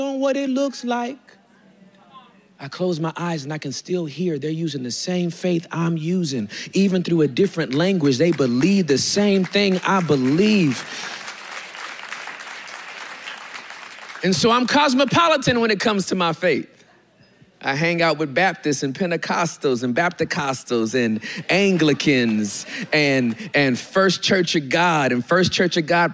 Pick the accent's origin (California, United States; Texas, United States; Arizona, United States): California, United States; Inglewood; Dude from Inglewood. I'm from Inglewood, California. The hood